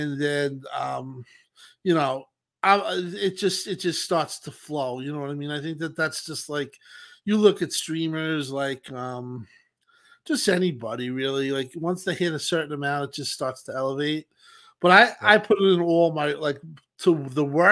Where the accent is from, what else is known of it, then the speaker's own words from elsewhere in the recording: Long Island, New York, United States; I'm from Long Island